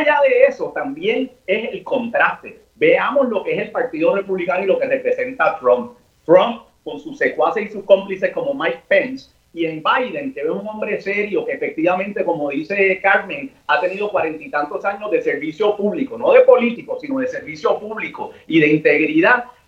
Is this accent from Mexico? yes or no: no; Puerto Rico; nosotros como los puertorriqueños